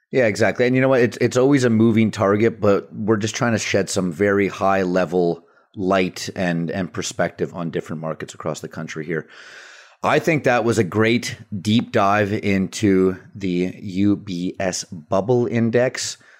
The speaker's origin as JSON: {"language": "English", "town": "Vancouver", "region": "British Columbia", "country": "Canada", "tie": "born or raised there", "said": "my hometown, Vancouver"}